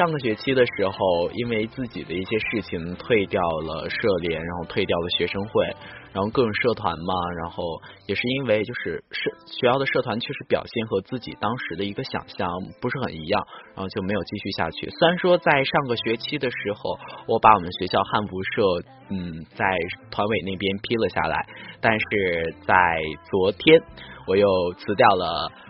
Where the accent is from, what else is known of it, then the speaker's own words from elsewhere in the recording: northern China, China; 南方的这种生活环境真的不是很适合我这一个从北方来到这儿的汉子